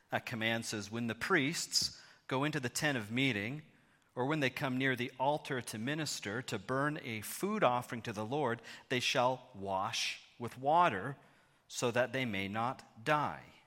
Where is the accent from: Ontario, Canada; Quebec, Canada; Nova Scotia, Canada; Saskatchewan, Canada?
Ontario, Canada; Thornhill; moved away as an adult; also born or lived in Hamilton, Canada; now in London, Canada; I grew up in Thornhill, just down Highway seven from you